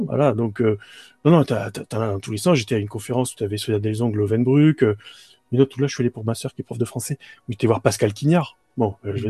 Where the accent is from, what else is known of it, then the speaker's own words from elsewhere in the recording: Bouches-du-Rhône, Provence-Alpes-Côte d'Azur, France; je suis originaire des Bouches-du-Rhône